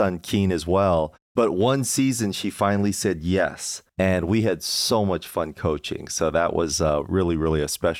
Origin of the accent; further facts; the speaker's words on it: Minnesota, United States; we're both from Minnesota